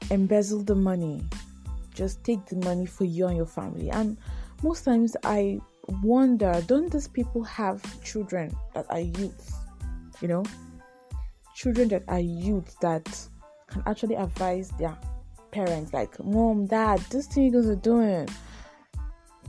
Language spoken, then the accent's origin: English; Nigeria; I'm a Nigerian. Yes, I'm a Nigerian living in Nigeria